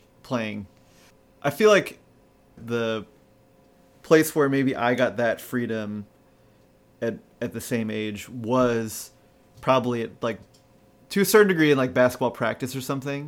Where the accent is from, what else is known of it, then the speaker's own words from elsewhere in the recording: outside of Pittsburgh, Pennsylvania, United States; moved away; growing up outside of Pittsburgh